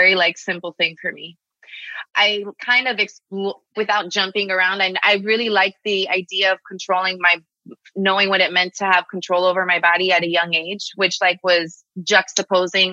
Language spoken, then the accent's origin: English; Miami, Florida, United States; moved away as an adult; also born or lived in Los Angeles; I'm a Miami girl through and through. I grew up here.